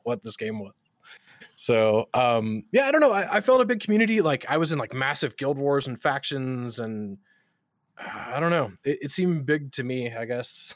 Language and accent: English; West Coast, United States; moved away; also born or lived in North Carolina; I'm originally from the West Coast, but I was living in North Carolina